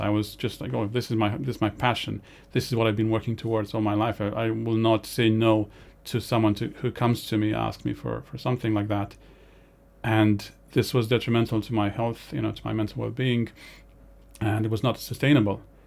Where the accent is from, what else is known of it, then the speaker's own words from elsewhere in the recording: Romania; moved away; growing up in Romania, the winters there can be dire